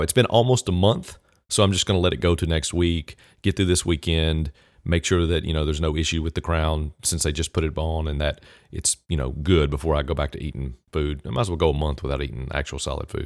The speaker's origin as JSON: {"language": "English", "region": "Southwest Virginia", "country": "United States", "accent": "Southern", "said": "Southwest Virginia, which is where basically I'm from"}